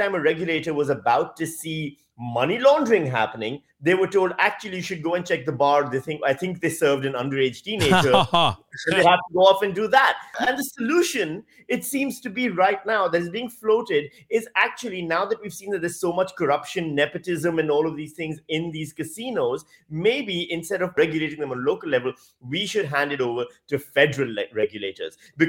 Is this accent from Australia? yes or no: yes; Australia; One of the interesting things for me as just an Australian citizen is, as many of you will be going through right now, it's tax time.